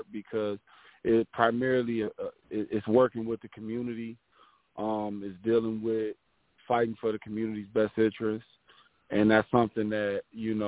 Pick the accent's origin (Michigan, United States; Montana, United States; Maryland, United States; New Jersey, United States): Michigan, United States; Detroit; now in Pontiac, United States; growing up in Detroit, man, it was hard. The east side is no joke